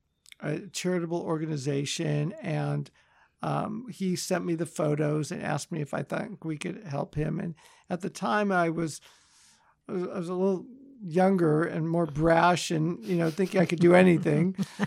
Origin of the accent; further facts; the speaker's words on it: Los Angeles, California, United States; also born or lived in Chicago; So I was born in Chicago, but grew up in Los Angeles in the Valley.